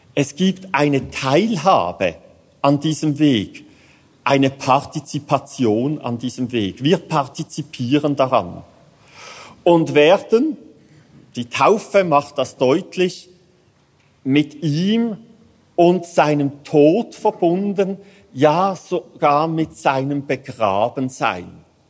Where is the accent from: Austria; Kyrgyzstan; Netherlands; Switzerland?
Switzerland; Als Schweizer